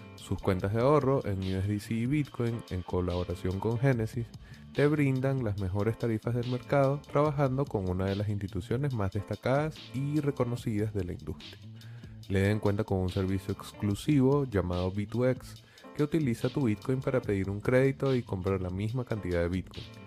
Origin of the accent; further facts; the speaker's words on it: Venezuela; somos compañeros y compatriotas